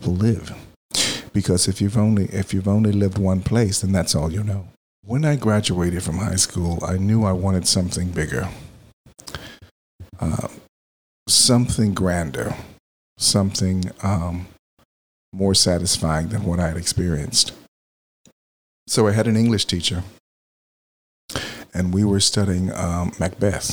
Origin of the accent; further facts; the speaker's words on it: Texas, United States; now in Philadelphia, United States; I grew up in Texas